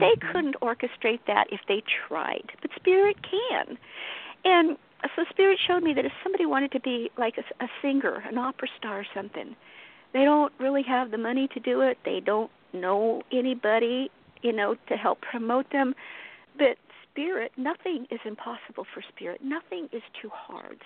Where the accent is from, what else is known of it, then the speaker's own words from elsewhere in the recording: Colorado, United States; I was born and raised in Colorado